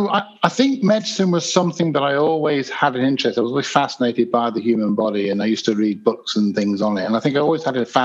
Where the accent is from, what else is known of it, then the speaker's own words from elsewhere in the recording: Leicester, East Midlands, United Kingdom; also born or lived in Birstall; I was born in the centre of Leicester in the UK, which is in the Midlands